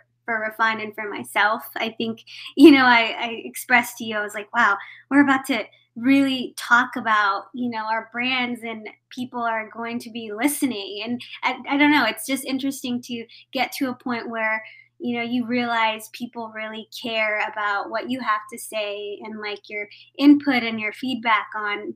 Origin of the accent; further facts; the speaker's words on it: Texas, United States; I'm primarily, like you mentioned, from Texas, born and raised